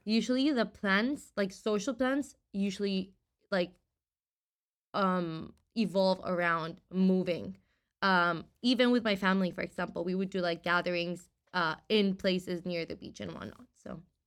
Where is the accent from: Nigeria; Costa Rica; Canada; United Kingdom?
Costa Rica; moved away as an adult; now in San Francisco, United States; from Costa Rica, so I was born